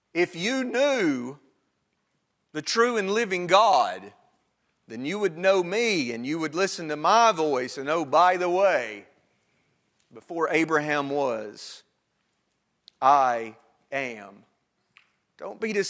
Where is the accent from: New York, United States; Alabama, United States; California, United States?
Alabama, United States; Northwest; now in Virginia, United States; I am from Northwest Alabama